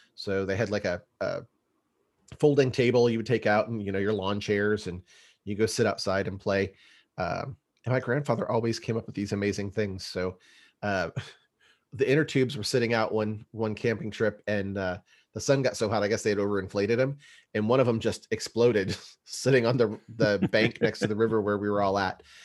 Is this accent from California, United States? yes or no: yes; East Bay, San Francisco area, California, United States; we grew up in California, the, the East Bay, San Francisco area